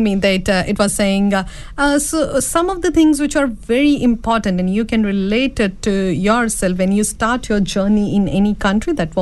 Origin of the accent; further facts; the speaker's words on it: India; moved away; being an Indian woman